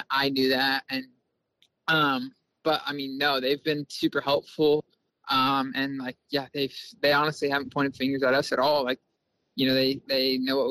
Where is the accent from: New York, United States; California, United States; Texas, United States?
California, United States; Bakersfield; I come from Bakersfield. There's dirt track, asphalt